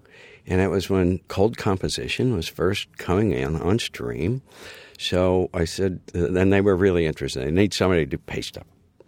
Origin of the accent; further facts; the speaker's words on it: Seattle, Washington, United States; born there; And I was born in Seattle, which is a great city.